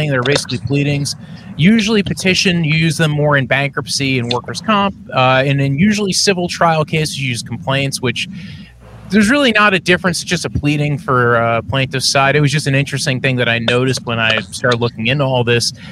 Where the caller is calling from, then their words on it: New Jersey, United States; I am I'm telecasting from New Jersey, uh, Browns fan from New Jersey, strangely enough.